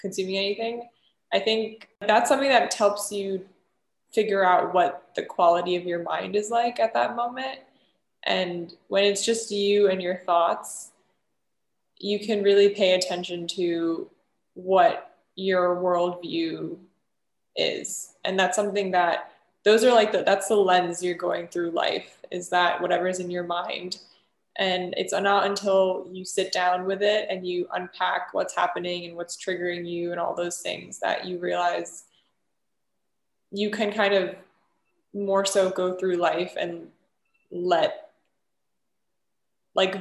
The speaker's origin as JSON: {"language": "English", "country": "United States", "tie": "born or raised there", "said": "growing up in America"}